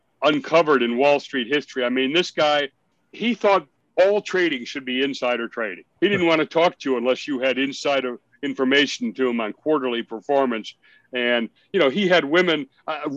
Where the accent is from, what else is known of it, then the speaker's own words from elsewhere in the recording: Lake Forest, Illinois, United States; I grew up in Lake Forest